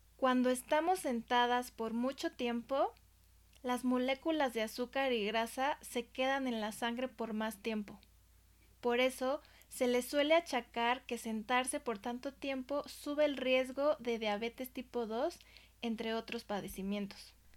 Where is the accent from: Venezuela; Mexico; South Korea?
Mexico; yo soy de México